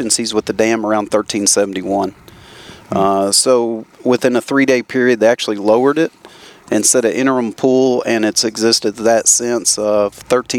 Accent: South Central Kentucky, United States; moved away as an adult; now in Tennessee, United States; So originally I grew up in South Central Kentucky.

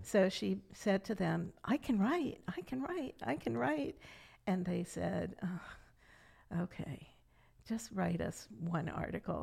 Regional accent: Catonsville, Maryland, United States; also born or lived in Silver Spring, Maryland; I grew up in Catonsville, Maryland until I was 12 and then we moved to Silver Spring

